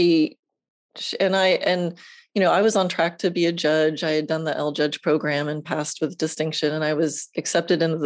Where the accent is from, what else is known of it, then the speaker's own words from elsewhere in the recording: Long Island, New York, United States; moved away as an adult; now in Ocala, United States; I grew up on Long Island in New York